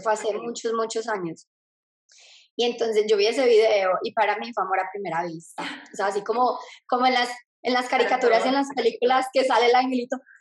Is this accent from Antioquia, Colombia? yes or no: yes; Medellín, Antioquia, Colombia; moved away as an adult; now in Australia; soy de Medellín, Colombia y ahorita vivo en Australia